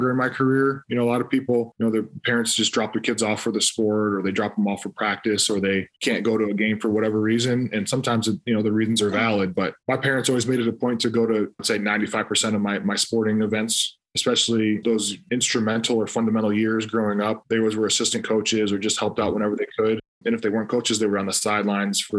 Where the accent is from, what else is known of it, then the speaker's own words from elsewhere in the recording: Toledo, Ohio, United States; growing up in Toledo